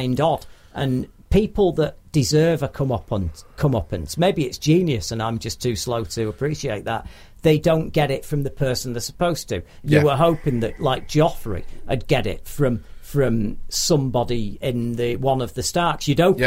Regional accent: Manchester, North West England, United Kingdom; I'm from Manchester

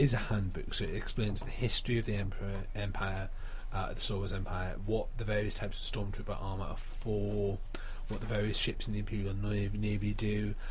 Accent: United Kingdom; as a British person

